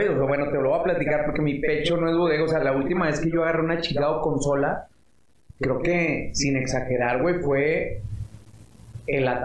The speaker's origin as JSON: {"language": "Spanish", "region": "Chihuahua", "country": "Mexico", "moved": "as an adult", "lives_now": "Mexico City, Mexico", "said": "yo soy de Chihuahua"}